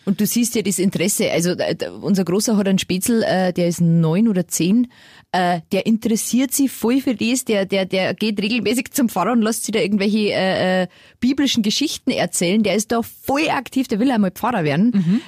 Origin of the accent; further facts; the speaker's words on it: Lower Bavaria, Germany; ich komme aus Niederbayern